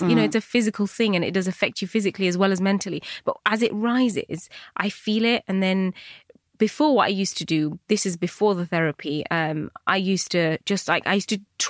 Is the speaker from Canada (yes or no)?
no; United Kingdom; So I was constantly fighting that British Bangladeshi bit of me.